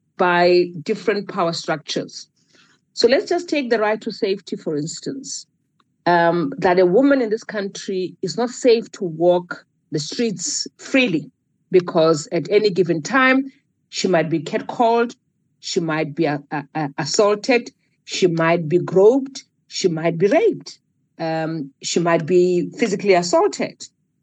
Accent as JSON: {"language": "English", "country": "South Africa", "said": "I, as a South African"}